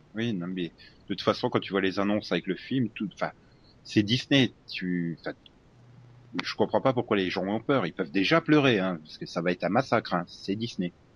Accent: Lorraine, Grand Est, France; accent: Lorrain; mon accent lorrain

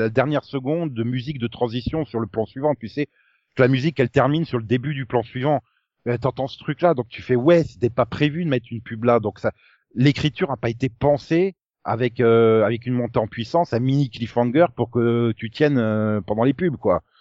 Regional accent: France; Au bout d'un moment, t'en as marre aussi, toi, en tant que française, de cette vision-là.

